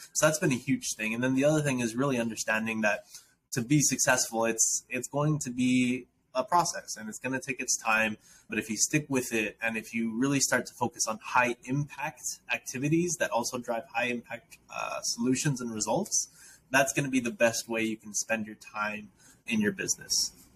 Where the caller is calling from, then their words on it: Matamoros, Tamaulipas, Mexico; I am calling in from Matamoros, Mexico, actually, where my wife and I have a nonprofit um, where we're serving youth in underprivileged communities that we actually live in.